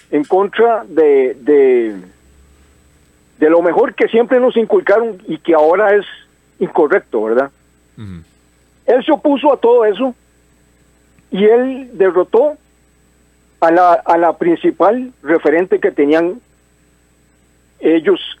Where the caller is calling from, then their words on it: Desamparados, San José, Costa Rica; Buenos días … de Desamparados.